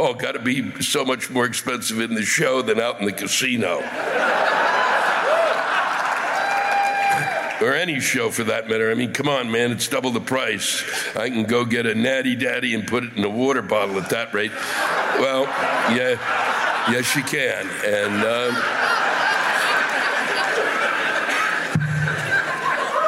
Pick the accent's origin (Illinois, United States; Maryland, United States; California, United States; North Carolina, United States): Maryland, United States; the state I was born in, Maryland